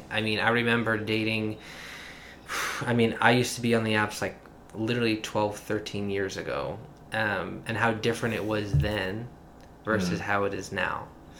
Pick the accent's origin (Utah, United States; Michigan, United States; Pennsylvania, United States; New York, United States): New York, United States; New York City; also born or lived in Manhattan; I am from Brooklyn, New York, born and raised. I now live in Manhattan.